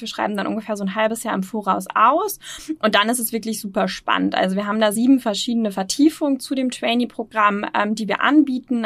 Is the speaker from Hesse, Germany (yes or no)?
no; Osnabrück, Lower Saxony, Germany; moved away as an adult; now in Hamburg, Germany; ich komme ursprünglich nicht aus Hamburg, ähm, sondern, ähm, ja, ähm, ähm, südlich Niedersachsen, ähm, Osnabrück